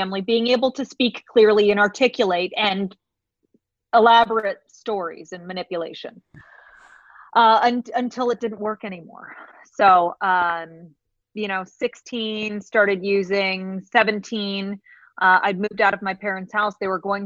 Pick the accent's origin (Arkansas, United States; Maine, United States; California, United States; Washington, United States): California, United States; San Diego; I hail from Southern California, born and raised down in San Diego.